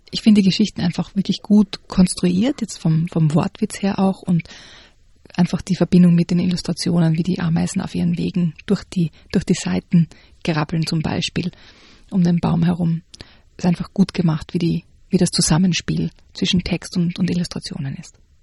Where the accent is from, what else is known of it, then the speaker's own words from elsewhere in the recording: Graz, Styria, Austria; wo ich herkomme, aus Graz